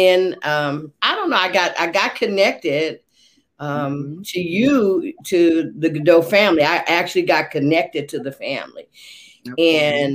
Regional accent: Oakland, California, United States; moved away as an adult; also born or lived in Los Angeles / Stockton; now in Sacramento, United States; I was born in Los Angeles, raised in Oakland

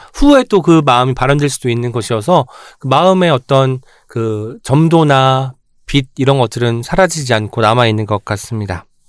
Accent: Jeolla, South Korea; moved away as an adult; now in Seoul, South Korea; 제가 이제 그 전라도에서 고등학교 때까지 살다가 이제 대학 올라오면 서울에 왔잖아요.

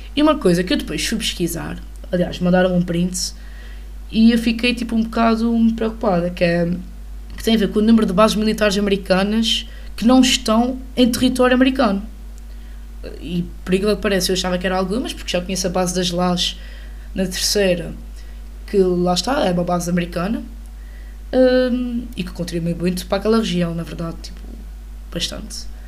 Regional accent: Portugal; enquanto portuguesa

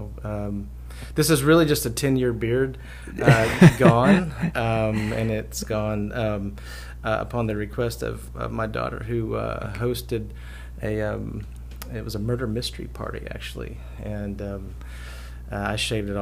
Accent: Knoxville, Tennessee, United States; moved away as an adult; also born or lived in Asheville, North Carolina; I grew up in Knoxville, and I moved to Asheville, North Carolina

